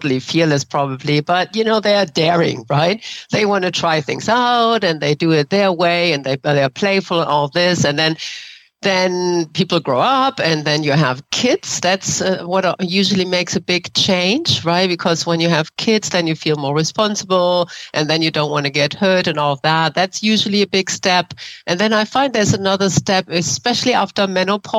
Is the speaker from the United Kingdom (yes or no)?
no; Germany; English is a second language; moved away as an adult; now in San Francisco, United States; I grew up in Germany